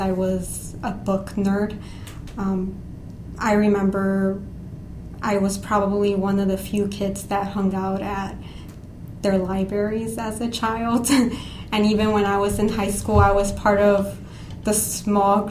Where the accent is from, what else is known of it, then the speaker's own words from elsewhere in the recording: East Chicago, Indiana, United States; I grew up in East Chicago, Indiana, which is in Northwest Indiana